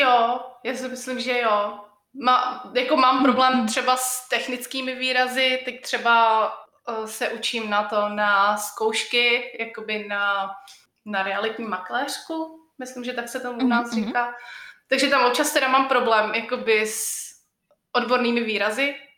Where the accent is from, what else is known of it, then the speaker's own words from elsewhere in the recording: Czechia; also born or lived in Colorado, United States; now in United States; u nás v Čechách